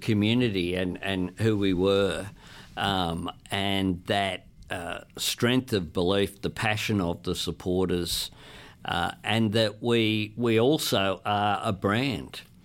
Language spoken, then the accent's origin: English; Sydney, New South Wales, Australia; growing up in Camperdown